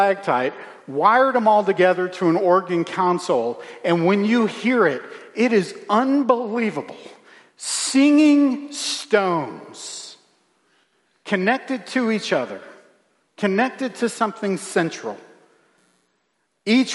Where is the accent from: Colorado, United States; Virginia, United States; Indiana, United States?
Virginia, United States; When I was a kid, growing up in Virginia